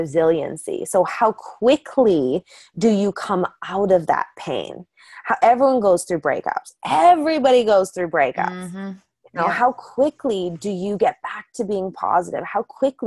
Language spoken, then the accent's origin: English; Calgary, Alberta, Canada; I grew up in Calgary, Alberta.